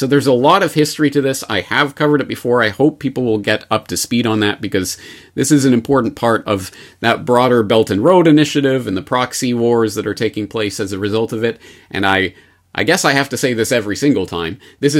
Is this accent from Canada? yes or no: yes; Canada; now in Japan; Because I often feel that as a Canadian in Japan, who obviously, a lot of our audience is in America